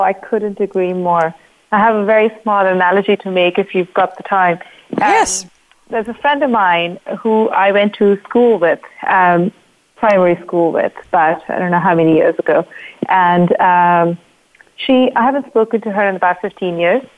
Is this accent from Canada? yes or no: no; India; I'm from India